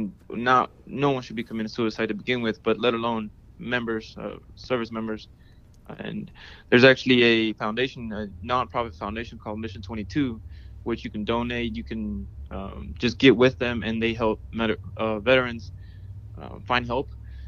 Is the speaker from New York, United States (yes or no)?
no; Houston, Texas, United States; Houston, Texas.